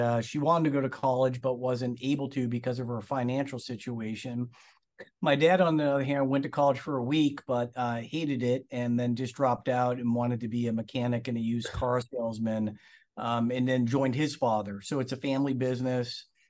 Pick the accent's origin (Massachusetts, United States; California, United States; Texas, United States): Massachusetts, United States; Lawrence; born there; So yeah, I mean, I was born in Massachusetts. I was born in Lawrence Methuen area.